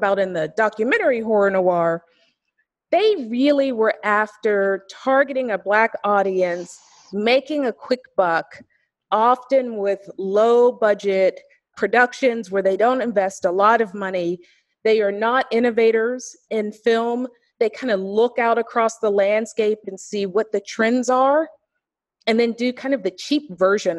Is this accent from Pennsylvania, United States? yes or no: yes; Pittsburgh, Pennsylvania, United States; I'm from Pittsburgh, Pennsylvania